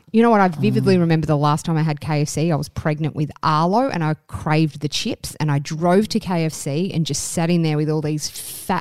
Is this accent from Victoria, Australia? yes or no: yes; Victoria, Australia; as a kid growing up in Australia